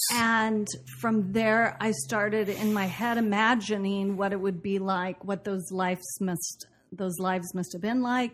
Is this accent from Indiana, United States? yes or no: no; Portland, Oregon, United States; moved away as an adult; also born or lived in Boston; I grew up in Portland, Oregon, and did a lot of theater after high school